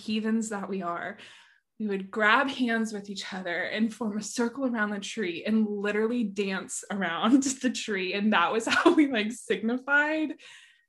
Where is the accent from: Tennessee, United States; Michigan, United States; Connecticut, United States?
Tennessee, United States; Nashville; moved away as an adult; I grew up here in Nashville, but then moved away after college